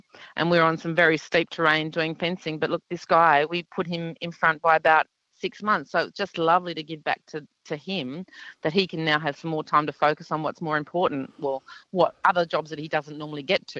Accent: New South Wales, Australia; Husband and I are from New South Wales

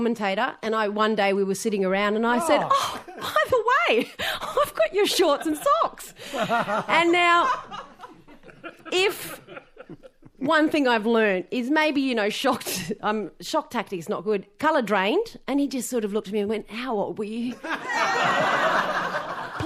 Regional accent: Darwin, Northern Territory, Australia; I'm from Darwin.

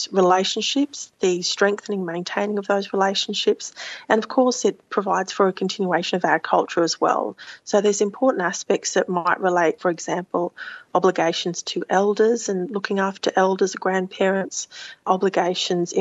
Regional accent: Brisbane, Queensland, Australia; also born or lived in Thursday Island / Cairns; I grew up a little bit in Cairns and then eventually in Brisbane

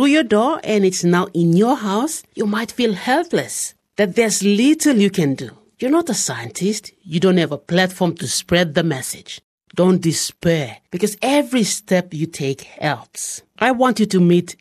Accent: Highlands, Papua New Guinea; I'm from the Highlands myself

